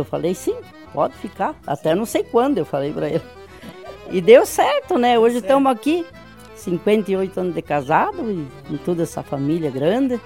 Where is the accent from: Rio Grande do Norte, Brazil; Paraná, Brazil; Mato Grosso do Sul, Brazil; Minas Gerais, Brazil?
Paraná, Brazil; São Brás; also born or lived in Ponte Serrada, Santa Catarina; Eu tinha cinco anos, faz 69 anos que nós viemos de, de Santa Catarina pro Paraná, e daqui nós não saímos.